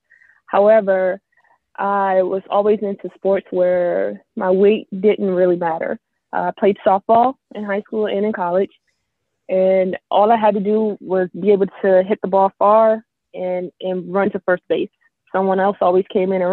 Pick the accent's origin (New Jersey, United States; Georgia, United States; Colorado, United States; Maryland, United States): Maryland, United States; moved away as an adult; now in Florida, United States; I'm originally from Maryland, and I moved down to Florida about 7 years ago.